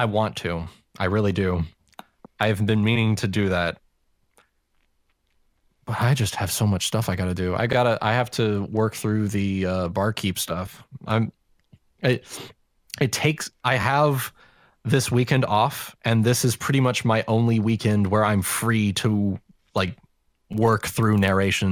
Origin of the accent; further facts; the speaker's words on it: the South, United States; accent: Southern; specifically Southern, because that's my native accent.